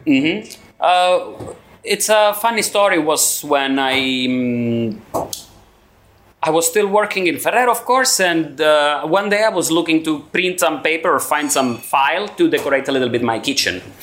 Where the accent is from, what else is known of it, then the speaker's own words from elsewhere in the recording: Cosenza, Calabria, Italy; moved away as an adult; also born or lived in Brno, Czech Republic; now in Prague, Czech Republic; I'm from Cosenza. It's a medium town in south of Italy, in Calabria.